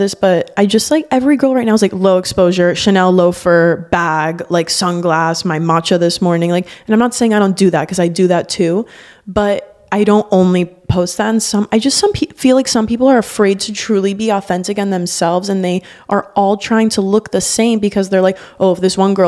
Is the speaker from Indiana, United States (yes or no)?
no; Miami, Florida, United States; growing up in Miami